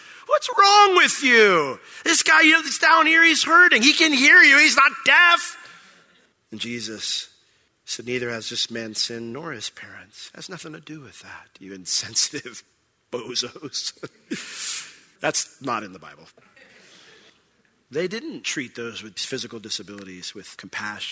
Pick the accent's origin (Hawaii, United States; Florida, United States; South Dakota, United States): Florida, United States; Orlando; I was from Orlando